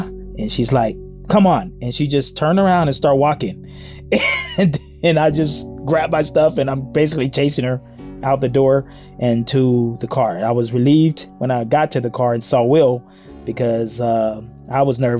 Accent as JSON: {"language": "English", "town": "Chicago", "region": "Illinois", "country": "United States", "said": "I'm 59 years old. I'm from Chicago, Illinois, and I'm a paraeducator dealing with severe autism."}